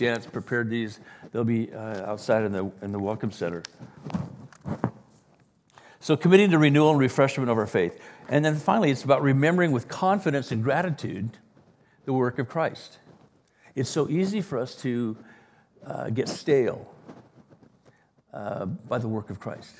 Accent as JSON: {"language": "English", "region": "Wales", "country": "United Kingdom", "tie": "born or raised there", "moved": "yes", "lives_now": "La Jolla, United States", "said": "I was born in Wales"}